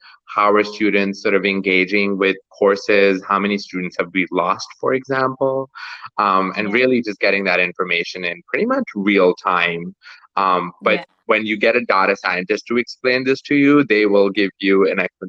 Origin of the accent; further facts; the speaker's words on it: Pakistan; moved away; I'm originally from Pakistan